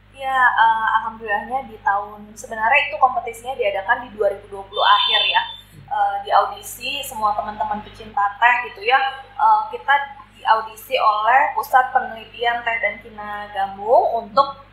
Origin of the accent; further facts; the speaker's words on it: Kalimantan, Indonesia; now in Bandung, Indonesia; sebenarnya kalau aku kan sebenarnya bukan orang Bandung asli ya. Aku ini orang-orang perantauan dari Kalimantan